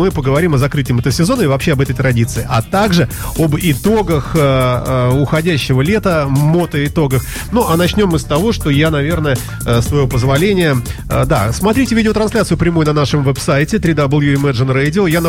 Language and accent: Russian; Saint Petersburg, Russia; Я очень питерец